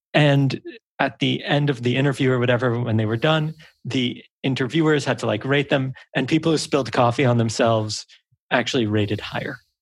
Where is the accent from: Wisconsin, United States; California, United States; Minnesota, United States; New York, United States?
New York, United States; New York City; I'm from a small island in the northeast of the US. And they go, oh, what island? I go, Manhattan.